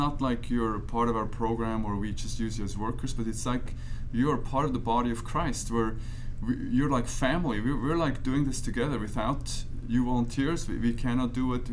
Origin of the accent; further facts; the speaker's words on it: Switzerland; moved away as an adult; now in United States; I grew up in Switzerland